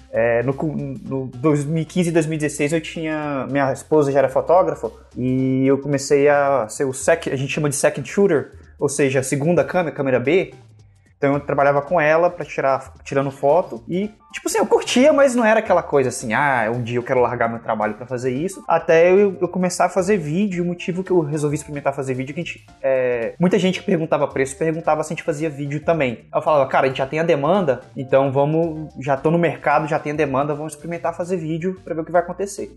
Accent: Brazil; moved away as an adult; also born or lived in Florida; now in United States; Eu fui criado no, no, no Brasil. Aí eu vim pra cá em 2016 pra morar

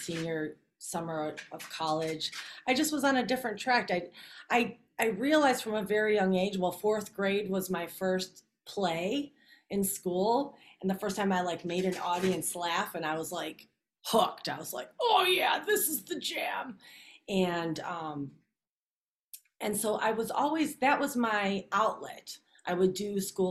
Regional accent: Chicago, Illinois, United States; I'm born and raised in Chicago, but I was on a different track. Brought up on the south side of Chicago

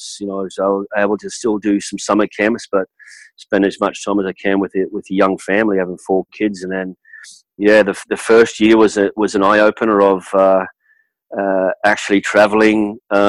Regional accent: Australia; moved away as an adult; now in United States; that's how I was brought up back in Australia

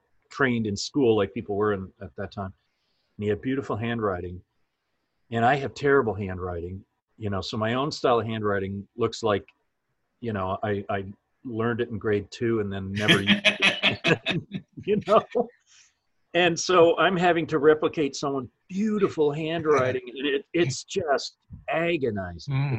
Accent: Canada; moved away; also born or lived in Toronto; I'm from Canada originally.

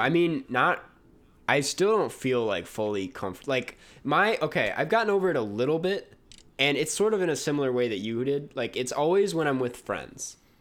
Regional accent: Minnesota, United States; moved away; I come from Minnesota, land of ten thousand lakes

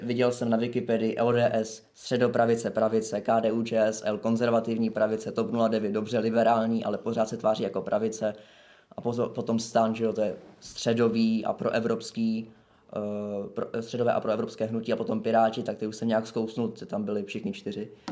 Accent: Prague, Czechia; jsem z Prahy

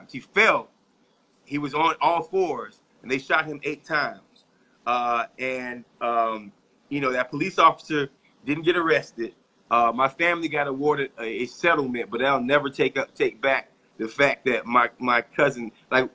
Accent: Tallahassee, Florida, United States; my hometown

